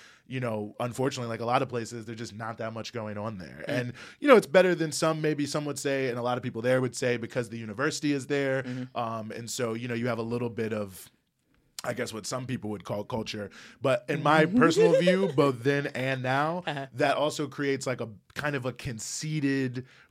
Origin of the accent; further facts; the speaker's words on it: Charlottesville, Virginia, United States; now in New York, United States; Charlottesville, Virginia.